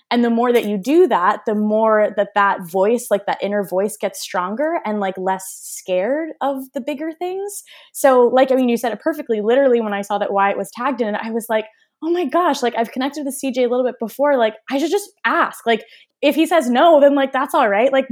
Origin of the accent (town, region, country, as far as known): Armenia